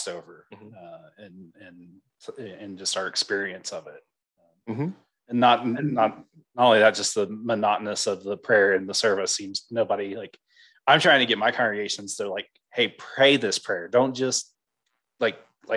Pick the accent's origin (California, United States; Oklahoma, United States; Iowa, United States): Oklahoma, United States; I'm coming from Oklahoma